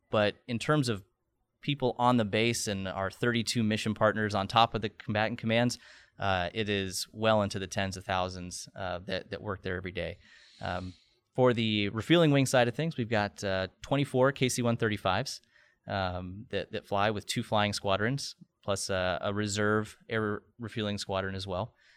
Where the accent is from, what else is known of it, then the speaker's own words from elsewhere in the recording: Nebraska, United States; moved away as an adult; also born or lived in Pensacola / Oklahoma / Dover, Delaware; now in Tampa Bay, United States; I'm born and raised in Nebraska